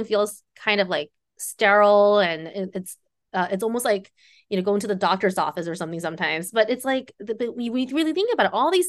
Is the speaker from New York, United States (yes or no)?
yes; New York, United States; also born or lived in China; my childhood growing up in New York as a young immigrant from China.